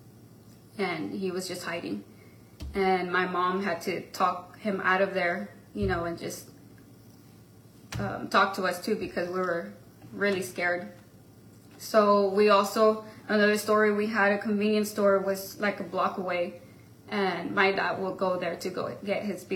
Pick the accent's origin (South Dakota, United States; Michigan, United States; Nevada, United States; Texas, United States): Texas, United States; Mission; also born or lived in McAllen, Texas; at the age of 4, we moved to Mission, Texas, which that's where I grew up all my life